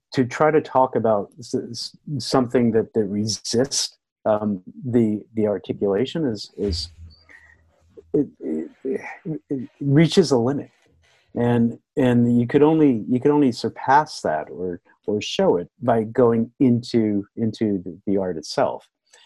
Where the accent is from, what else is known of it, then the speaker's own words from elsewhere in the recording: United States; I'm American